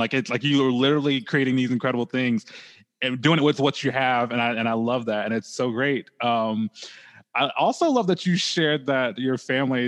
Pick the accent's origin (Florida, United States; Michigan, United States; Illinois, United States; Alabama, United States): Alabama, United States; Bay Minette; I'm actually from Bay Minette.